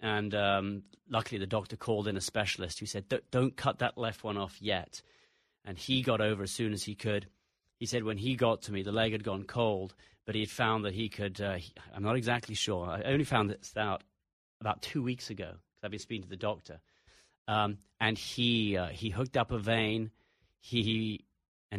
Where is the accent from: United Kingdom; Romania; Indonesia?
United Kingdom; England; accent: English; also born or lived in United States; Despite the English accent, I'm an American.